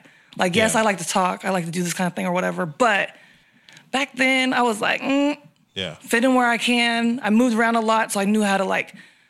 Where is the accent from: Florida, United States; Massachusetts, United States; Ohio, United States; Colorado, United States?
Colorado, United States; born there; I was born in Colorado, of all places.